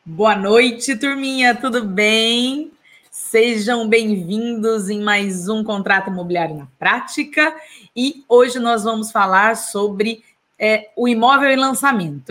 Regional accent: Taubaté, São Paulo, Brazil; da minha cidade natal

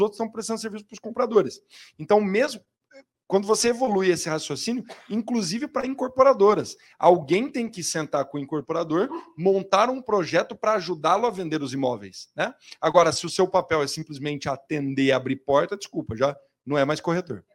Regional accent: São Paulo, Brazil; eu sou da Zona Leste de São Paulo

